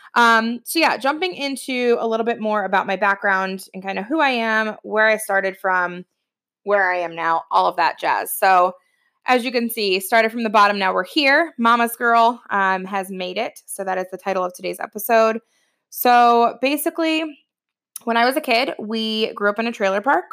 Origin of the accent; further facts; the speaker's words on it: Ohio, United States; moved away as an adult; now in New Jersey, United States; I'm originally from Ohio. I live in Jersey now